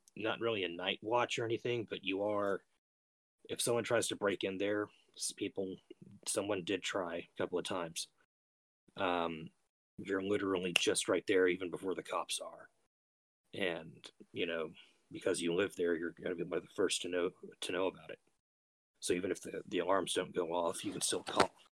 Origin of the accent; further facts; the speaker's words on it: Austin, Texas, United States; I'm from the Austin area, Texas